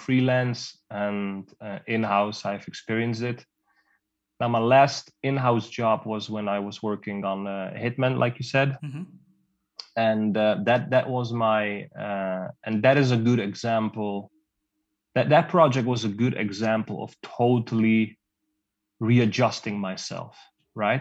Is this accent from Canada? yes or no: no; Netherlands; I was born and raised in Holland.